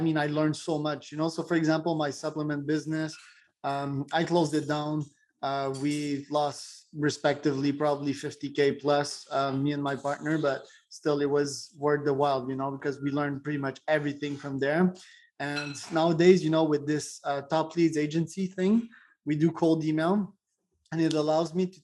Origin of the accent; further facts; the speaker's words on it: Quebec, Canada; I'm from Quebec, Canada